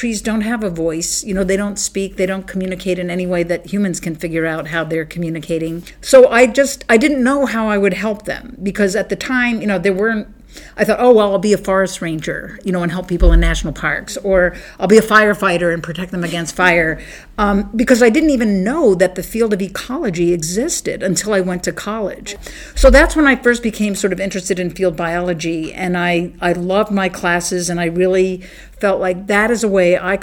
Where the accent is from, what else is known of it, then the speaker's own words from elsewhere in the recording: Bethesda, Maryland, United States; I grew up in Bethesda, Maryland, which is like a suburb of Washington, D.C.